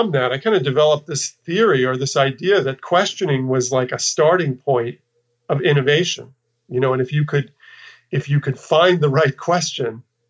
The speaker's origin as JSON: {"language": "English", "region": "New York", "country": "United States", "tie": "born or raised there", "also_born_or_lived": "Texas", "moved": "as an adult", "said": "I'm from New York, and I'd spent, you know, my formative years in New York"}